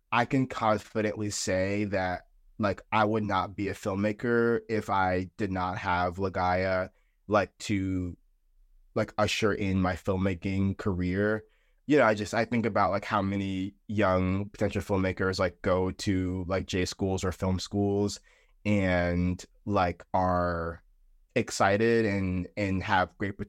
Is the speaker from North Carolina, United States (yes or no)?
yes; Fayetteville, North Carolina, United States; I am 23 years old. I am originally from Fayetteville, North Carolina